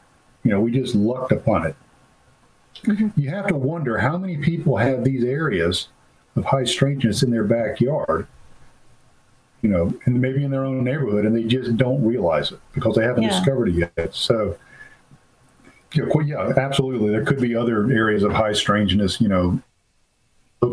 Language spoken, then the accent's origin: English; Florida, United States; moved away; I used to hunt in the Okefenokee with my father as a child. And I'm from Florida originally